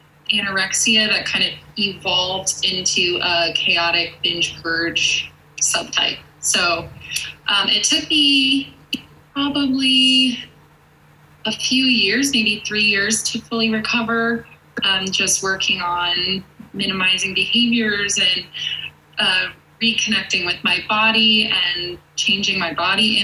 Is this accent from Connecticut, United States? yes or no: yes; Connecticut, United States; now in Denver, United States; I'm from Connecticut and I live in Denver now